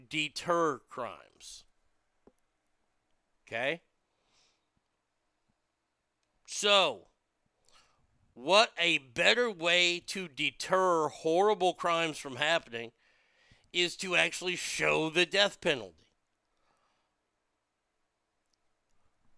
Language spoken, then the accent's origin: English; Texas, United States; as a Texan